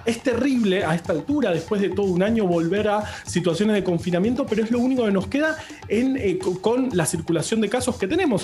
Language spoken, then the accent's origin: Spanish; Argentina